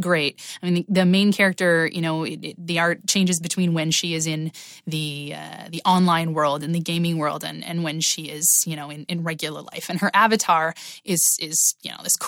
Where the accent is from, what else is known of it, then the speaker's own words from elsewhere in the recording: Halifax, Nova Scotia, Canada; my hometown of Halifax, Nova Scotia